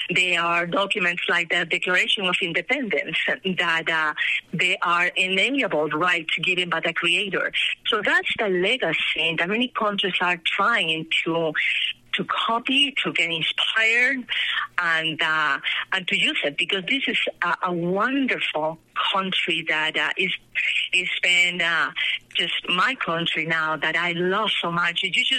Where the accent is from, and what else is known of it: Peru; born or raised there; English is a second language; moved away as an adult; now in Colorado, United States